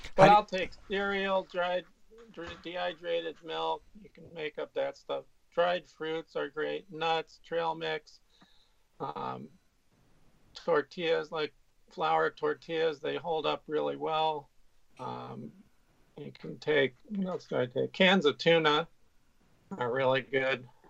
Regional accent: California, United States; I I grew up in California

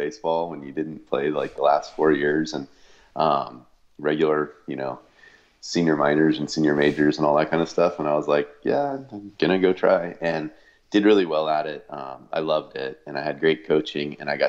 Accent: East Bay, California, United States; I grew up, you know, kind of in a small town. It's not as small as it used to be, but a small town in the East Bay, California

